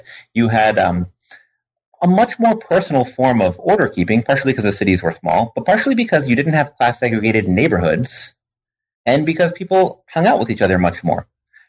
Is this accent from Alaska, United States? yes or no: no; New York, United States; also born or lived in Vermont; I grew up partially in New York and partially in Vermont, and seeing the contrast between those places and how they were organized always struck me as something interesting.